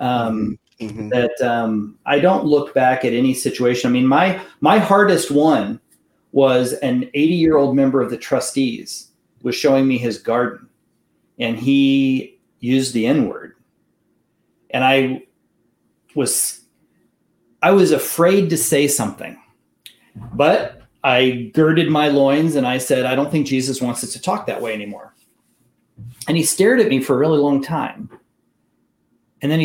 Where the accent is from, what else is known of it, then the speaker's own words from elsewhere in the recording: Kansas City, Kansas, United States; I was appointed to Trinity in Kansas City, Kansas. I had a chance to come home to my hometown